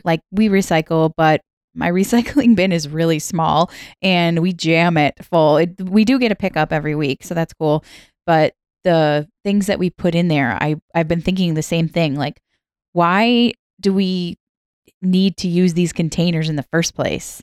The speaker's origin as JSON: {"language": "English", "region": "Minnesota", "country": "United States", "tie": "born or raised there", "said": "I grew up in the middle of the country. I grew up in Minnesota"}